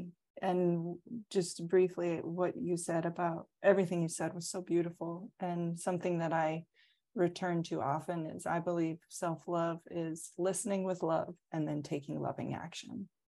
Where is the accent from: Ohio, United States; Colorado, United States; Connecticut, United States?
Colorado, United States; born there; Oh, I have to say both because I was born in Colorado. I was born in the mountains.